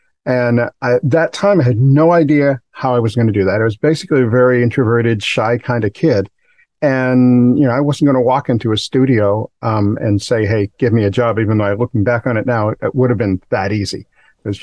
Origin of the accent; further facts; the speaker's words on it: Milford, Massachusetts, United States; now in Miami, United States; Originally, I'm from Milford, Massachusetts. I've lived in Miami here for 25 plus years.